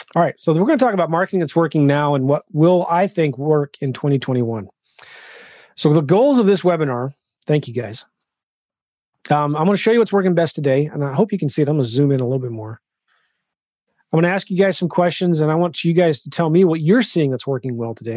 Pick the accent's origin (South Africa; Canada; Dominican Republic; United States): United States; California; I'm from California